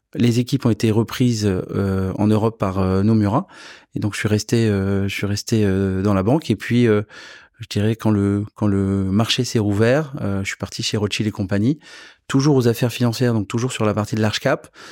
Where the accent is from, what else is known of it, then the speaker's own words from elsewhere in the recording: south-west France, France; moved away; also born or lived in Versailles; je viens du Sud-Ouest